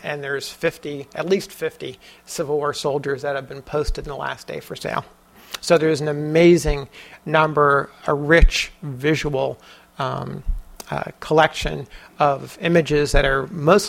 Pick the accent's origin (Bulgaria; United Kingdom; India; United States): United States; New Jersey; my home state of New Jersey.